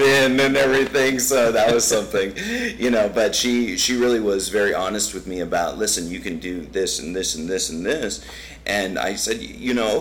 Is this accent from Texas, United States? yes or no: yes; Laredo, Texas, United States; moved away as an adult; now in San Antonio, United States; I'm from Laredo, Texas.